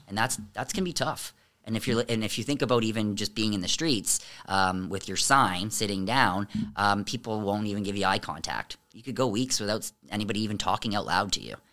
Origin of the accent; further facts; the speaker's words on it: Amherstburg, Ontario, Canada; I was raised in Amherstburg